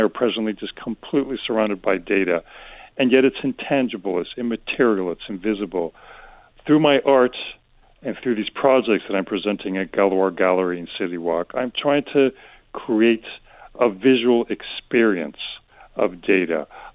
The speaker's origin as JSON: {"language": "English", "town": "Madrid", "region": "Community of Madrid", "country": "Spain", "tie": "born or raised there", "also_born_or_lived": "United States", "said": "I was born and raised in Madrid, born to an American mother and a Spanish father. So I'm very kind of bicultural and constantly shuffling back and forth between the U.S. and Spain."}